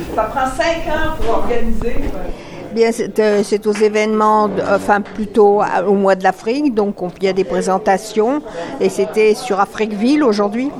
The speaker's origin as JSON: {"language": "French", "country": "Canada", "said": "en tant que Canadienne"}